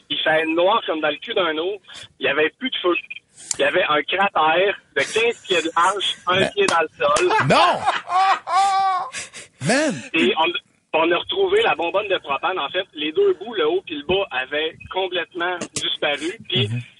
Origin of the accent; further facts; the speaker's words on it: Quebec City, Quebec, Canada; je viens, de, du coin de Québec